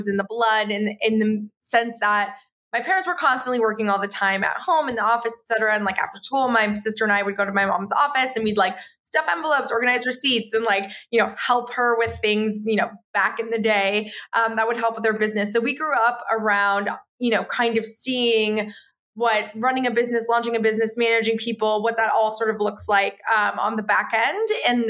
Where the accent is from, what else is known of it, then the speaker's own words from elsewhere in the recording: Florida, United States; moved away; I grew up in Florida